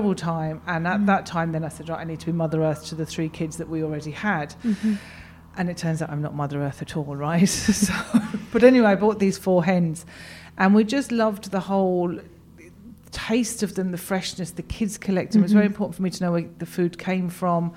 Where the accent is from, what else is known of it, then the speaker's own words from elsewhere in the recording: London, United Kingdom; moved away as an adult; now in West Cork, Ireland; I'm born and bred in London, it was very, very, very Irish